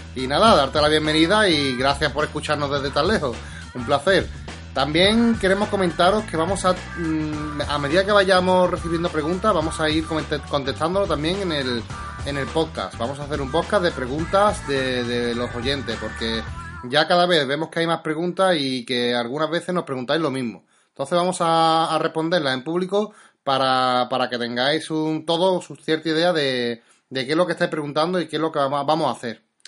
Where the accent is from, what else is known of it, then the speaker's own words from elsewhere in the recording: Seville, Andalusia, Spain; yo soy de Sevilla